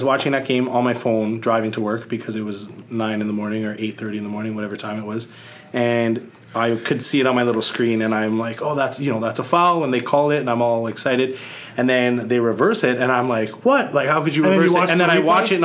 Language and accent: English; Winnipeg, Manitoba, Canada; I actually grew up a CFL fan. My parents always took me to Bomber games